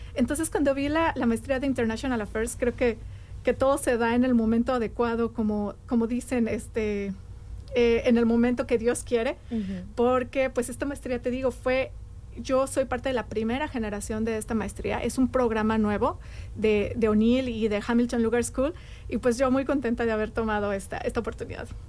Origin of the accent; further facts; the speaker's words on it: Mexico City, Mexico; moved away as an adult; now in Bloomington, United States; yo nací en la Ciudad de México. Yo soy de México